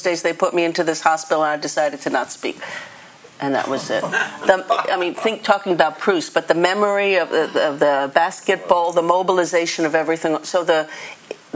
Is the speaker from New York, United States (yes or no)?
yes; New York City, New York, United States; moved away; I was born in the Bronx